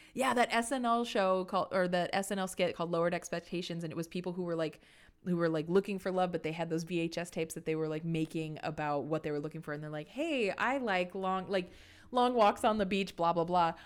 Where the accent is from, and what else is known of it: Santa Fe, New Mexico, United States; born or raised there; moved away